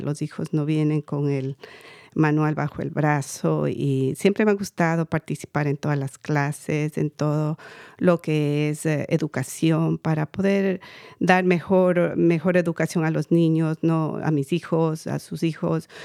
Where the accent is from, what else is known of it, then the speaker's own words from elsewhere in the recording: Quito, Pichincha, Ecuador; now in United States; yo soy de Ecuador, Quito, Ecuador. Eh, inmigré en el 90